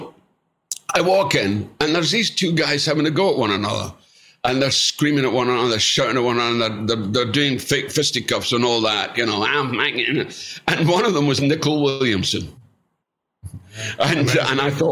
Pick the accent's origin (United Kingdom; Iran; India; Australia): United Kingdom; Scotland; as we call it in Scotland